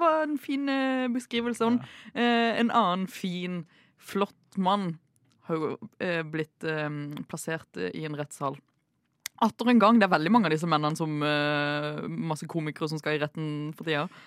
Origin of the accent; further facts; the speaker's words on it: Agder, Norway; i min hjemby hjemfylke, mitt hjemfylke, eh, Agder